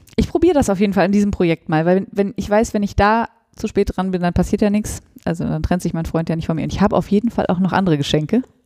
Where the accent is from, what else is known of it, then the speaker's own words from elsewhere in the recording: Northern Germany, Germany; bei uns in Norddeutschland